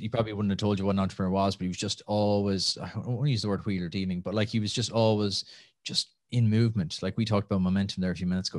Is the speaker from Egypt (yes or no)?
no; Nenagh, Munster, Ireland; moved away as an adult; also born or lived in Limerick / Los Angeles / Calgary; now in Dublin, Ireland; from Tip, from just outside Nina originally. Uh, grew up there